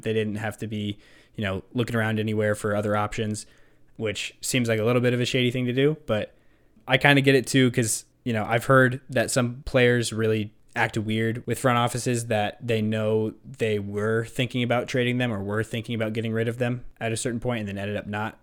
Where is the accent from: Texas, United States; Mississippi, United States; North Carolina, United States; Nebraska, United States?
Nebraska, United States; we're from Nebraska, the great beef state.